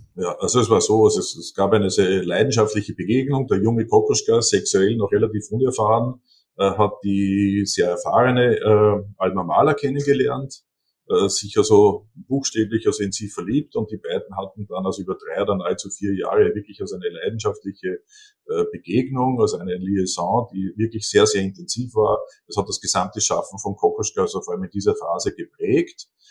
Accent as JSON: {"language": "German", "town": "Seewalchen am Attersee", "region": "Upper Austria", "country": "Austria", "tie": "born or raised there", "said": "am Attersee in Seewalchen, also mein Heimatort"}